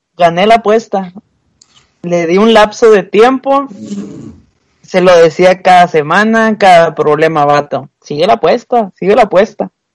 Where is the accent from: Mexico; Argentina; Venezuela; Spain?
Mexico; Monterrey, Nuevo León; soy desde el mero Topo Chico